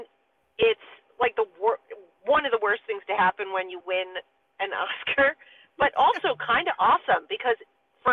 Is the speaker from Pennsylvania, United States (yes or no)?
yes; Philadelphia, Pennsylvania, United States; I was born in Philadelphia